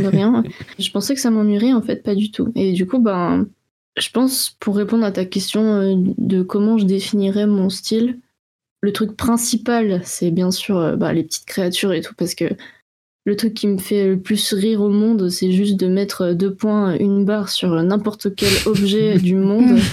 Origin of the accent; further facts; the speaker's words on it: France; moved away as an adult; also born or lived in Switzerland; je venais de France